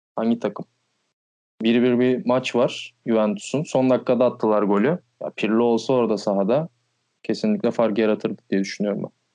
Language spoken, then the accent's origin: Turkish; Balıkesir, Turkey; moved away as an adult; now in Istanbul, Turkey; ben Balıkesirliyim.